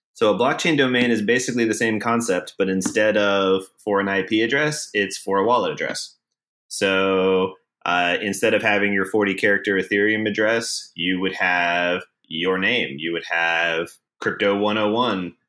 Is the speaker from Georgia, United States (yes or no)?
yes; Atlanta, Georgia, United States; moved away as an adult; now in San Francisco, United States; I'm from Atlanta. I moved to San Francisco about six and a half years ago